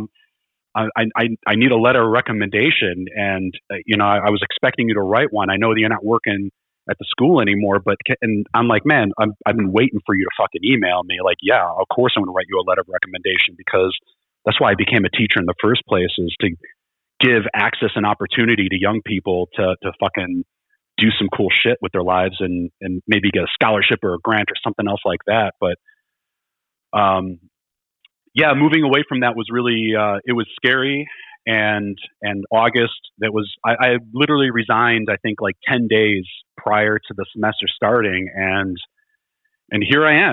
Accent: Chicago, Illinois, United States; I grew up in Chicago

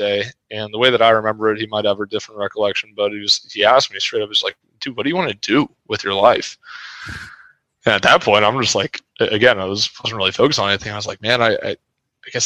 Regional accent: the Bay Area, California, United States; growing up in the Bay Area

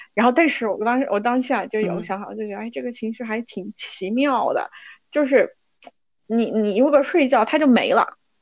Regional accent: Kunming, Yunnan, China; accent: Kunming dialect; 我们昆明话

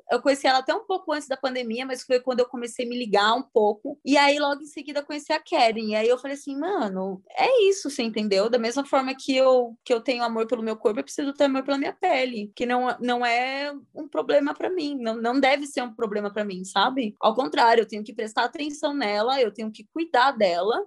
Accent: Itu, São Paulo, Brazil; moved away as an adult; now in São Paulo, Brazil; eu sou de uma cidade do interior, eu sou de Itu

